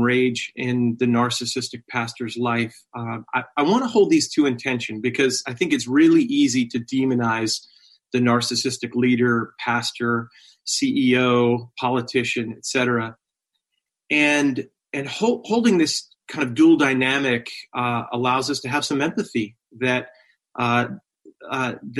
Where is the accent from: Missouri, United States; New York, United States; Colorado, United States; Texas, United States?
New York, United States; Long Island; I went to a church like this growing up on Long Island